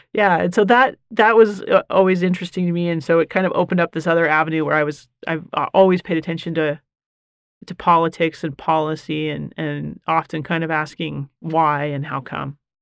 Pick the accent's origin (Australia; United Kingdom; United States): United States; Bountiful, Utah; I am born and raised. So, Leo J. Muir Elementary, Mueller Park Junior High, Bountiful High School